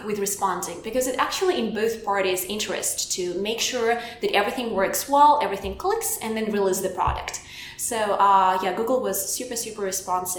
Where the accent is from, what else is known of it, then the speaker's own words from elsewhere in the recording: Belarus; English is a second language; moved away; I'm from Eastern Europe, from Belarus, which is like very next to Russia